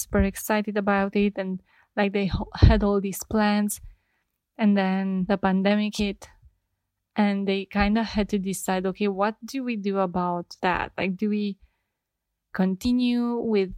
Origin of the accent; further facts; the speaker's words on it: Romania; I'm from Romania